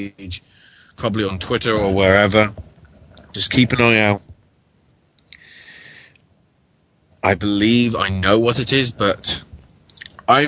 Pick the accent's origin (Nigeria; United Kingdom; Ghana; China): United Kingdom; England; me being English